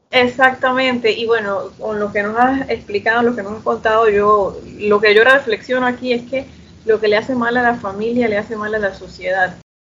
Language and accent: Spanish; Chiriquí, Panama; also born or lived in Panama City, Panama; Yo también soy del interior, yo soy de Chiriquí. Vivo en Chiriquí ahorita mismo, regresé.